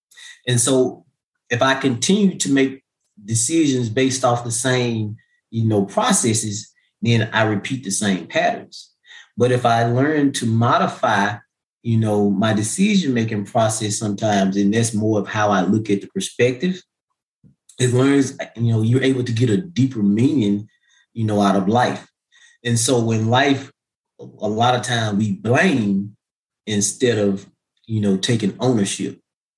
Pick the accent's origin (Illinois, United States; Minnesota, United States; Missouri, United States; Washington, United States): Missouri, United States; My mom used to tell me all the time growing up, you know, I was from Missouri, the show me state.